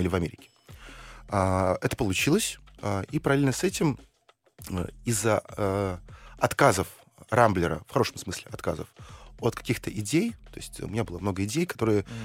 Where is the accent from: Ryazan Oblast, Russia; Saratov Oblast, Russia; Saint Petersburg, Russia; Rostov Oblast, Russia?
Saint Petersburg, Russia; родился в Ленинграде, э, учился в самом центре и жил в самом центре